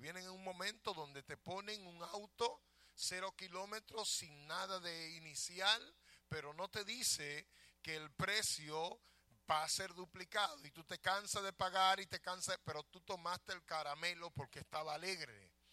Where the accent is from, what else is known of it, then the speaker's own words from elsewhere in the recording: Dominican Republic; now in United States; yo nunca voy a dejar de ser dominicano. A mí me pueden dar cuatro ciudadanía y yo nunca voy a dejar de ser dominicano. Porque una amo mi tierra y aunque no la amare, soy de allá.